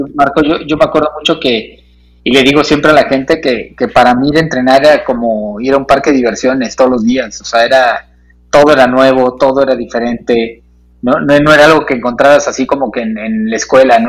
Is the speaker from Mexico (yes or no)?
yes; Tlalnepantla, State of Mexico, Mexico; also born or lived in Monterrey; yo soy del Estado de México, de Tlane